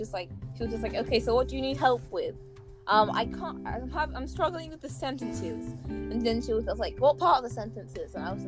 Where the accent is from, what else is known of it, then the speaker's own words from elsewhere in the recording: Sierra Leone; first language English; I'm from Sierra Leone. We literally speak French, although not in the part that we come from.